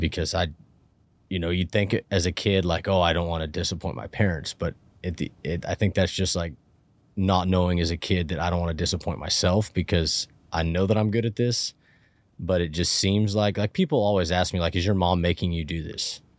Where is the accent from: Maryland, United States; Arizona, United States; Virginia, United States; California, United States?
California, United States; Portola; now in Reno, United States; I grew up in a, in a really small, uh, railroad logging ranching town in Northern California called Portola, um, middle of Plumas County